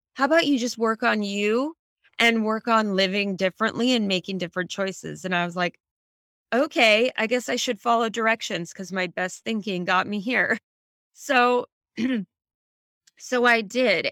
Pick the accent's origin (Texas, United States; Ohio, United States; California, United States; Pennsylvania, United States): California, United States; Silicon Valley; I grew up in the Silicon Valley